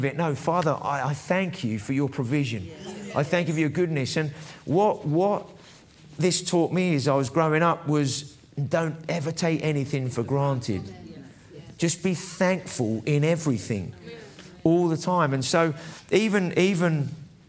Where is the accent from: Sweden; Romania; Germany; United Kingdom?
United Kingdom; England; I might have a Scottish surname, but I'm English, really